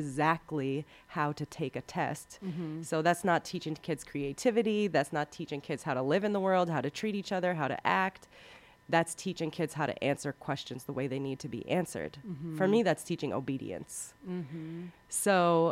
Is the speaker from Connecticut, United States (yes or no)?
yes; Waterbury, Connecticut, United States; I was working in my hometown in Waterbury, Connecticut